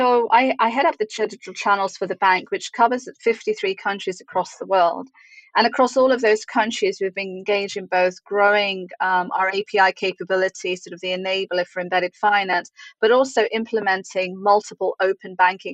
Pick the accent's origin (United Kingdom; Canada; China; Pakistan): Canada; Montreal, Quebec; also born or lived in New Zealand; now in Charleston, United States; I'm a New Zealand Kiwi by birth, and I grew up in Montreal, Canada, but I live in Charleston, South Carolina now.